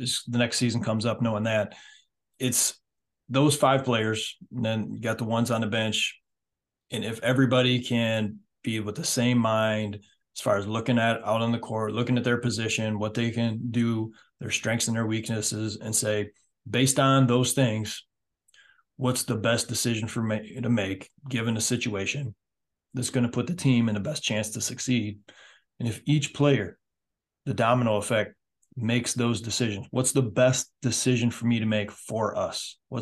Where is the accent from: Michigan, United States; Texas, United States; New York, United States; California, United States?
Michigan, United States; also born or lived in Ohio / Indiana / Europe; now in South Carolina, United States; I'm from Michigan. I've lived in Ohio. I've lived in Indiana before I came down here.